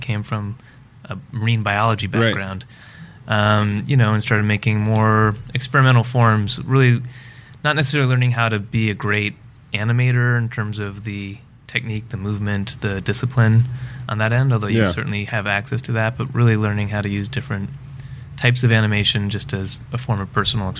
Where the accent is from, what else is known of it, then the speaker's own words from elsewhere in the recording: Florida, United States; moved away as an adult; also born or lived in India; now in Los Angeles, United States; I'm a filmmaker in Los Angeles. I was born in India, grew up in Florida, came out here to study experimental animation back in 2000.